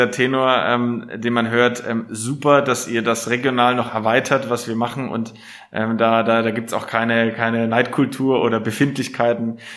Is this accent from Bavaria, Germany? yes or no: yes; Nuremberg, Bavaria, Germany; Als Nürnberger hast du da keine Wahl. Ich bin in der Südstadt geboren.